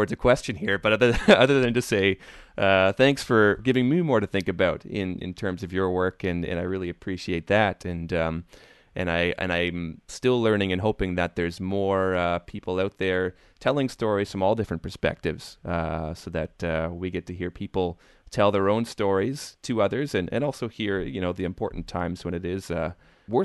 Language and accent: English; Canada; because me being a Canadian, you know, a white Canadian at that, you know, for European ancestry